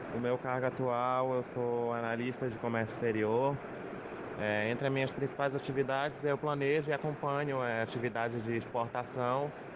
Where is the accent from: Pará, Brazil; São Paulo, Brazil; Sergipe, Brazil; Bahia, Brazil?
Pará, Brazil; Belém; eu sou de Belém do Pará